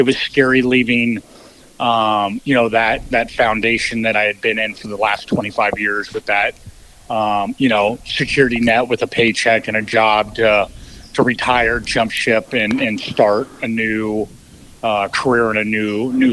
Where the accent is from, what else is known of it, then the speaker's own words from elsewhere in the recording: Colorado, United States; now in Alaska, United States; I grew up in Colorado, and in Colorado, you couldn't hunt big game until you were 14